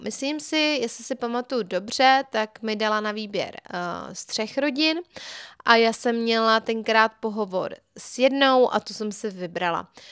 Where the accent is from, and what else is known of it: Czechia; also born or lived in England